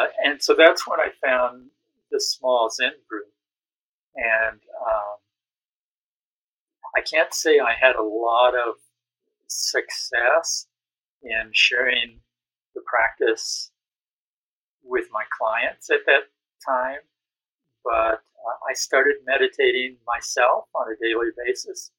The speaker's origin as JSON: {"language": "English", "region": "Missouri", "country": "United States", "tie": "born or raised there", "said": "I was raised in Missouri."}